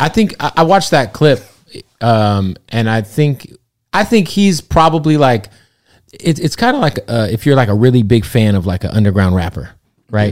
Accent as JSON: {"language": "English", "region": "Arizona", "country": "United States", "said": "I'm from Arizona"}